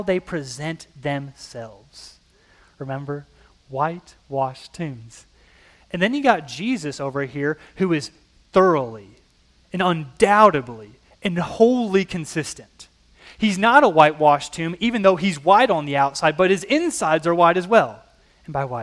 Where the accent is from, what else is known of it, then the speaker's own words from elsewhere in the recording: Illinois, United States; I come from Illinois, an Illinois politician